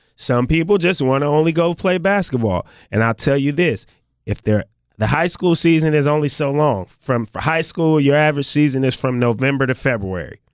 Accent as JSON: {"language": "English", "area": "Bay Area", "region": "California", "country": "United States", "said": "Although I was already from California, I was from the Bay Area"}